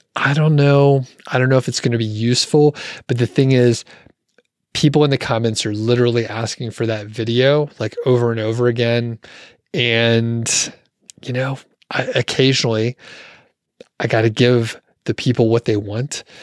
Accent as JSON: {"language": "English", "town": "Atlanta", "region": "Georgia", "country": "United States", "moved": "yes", "said": "I'm from Atlanta originally"}